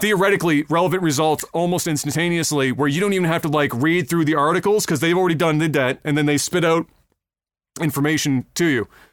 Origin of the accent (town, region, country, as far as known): Halifax, Nova Scotia, Canada